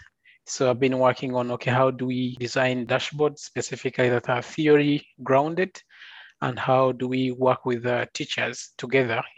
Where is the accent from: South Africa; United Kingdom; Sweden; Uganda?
Uganda; moved away as an adult; also born or lived in Adelaide, Australia; now in Oslo, Norway; I'm currently a doctoral research student at the University of Oslo in Norway, but I'm originally from Uganda